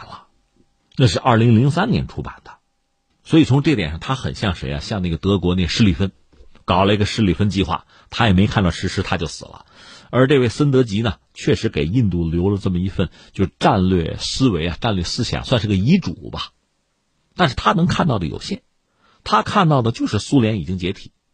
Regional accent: China; 我们作为中国人都可以买到啊。

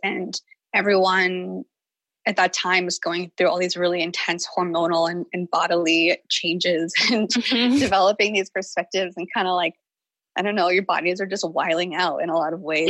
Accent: the South, United States; I grew up in the South

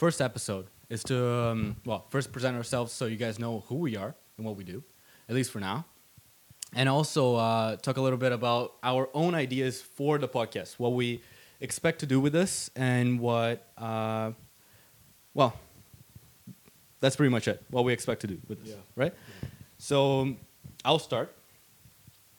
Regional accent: Brazil; now in Sweden; I'm from Brazil.

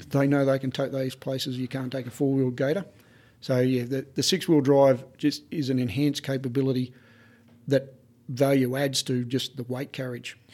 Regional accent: Australia

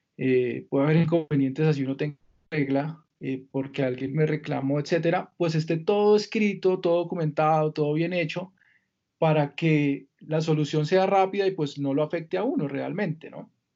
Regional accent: Villavicencio, Meta, Colombia; Yo soy de Villavicencio, Mi infancia la pasé allá

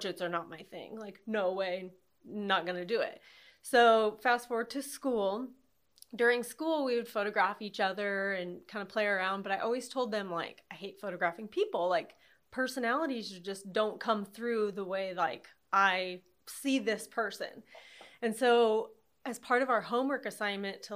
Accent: Altoona, Iowa, United States; also born or lived in Kansas City; I grew up there in Altoona in the country.

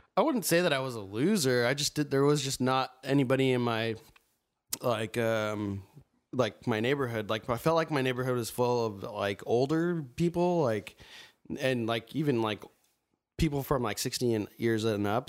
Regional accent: Mesa, Arizona, United States; now in Tempe, United States; I'm from Arizona, Mesa, or now Tempe

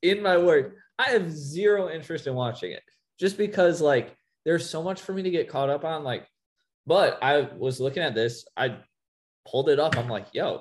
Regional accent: Rockton, Illinois, United States; I'm technically from Rockton, Illinois

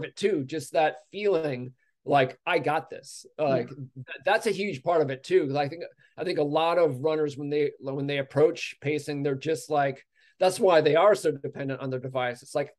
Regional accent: United States; as an American

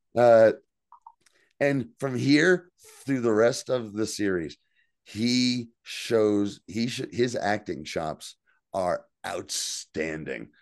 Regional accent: New Jersey, United States; accent: Jersey; It's all guys like me, all guys with Jersey accents.

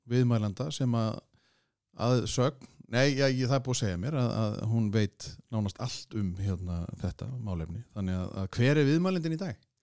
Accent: Kópavogur, Capital Region, Iceland; spyr ég eins og Sannur Kóbósboi

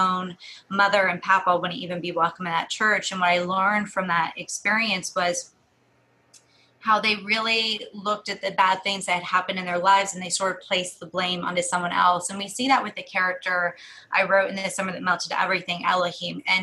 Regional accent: Southern Ohio, United States; when I was growing up in Southern Ohio in the 90s

